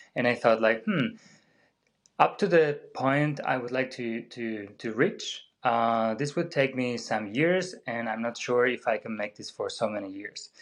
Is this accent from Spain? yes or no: yes; Spain; moved away as an adult; now in Vienna, Austria; I'm originally from Spain, but been living in Vienna for ten ye-, over ten years now